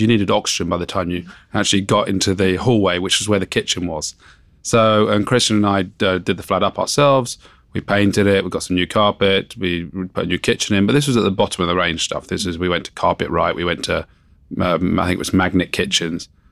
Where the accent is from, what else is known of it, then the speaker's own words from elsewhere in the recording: Surrey, South East England, United Kingdom; also born or lived in Wimbledon, London; I grew up in, um, Surrey.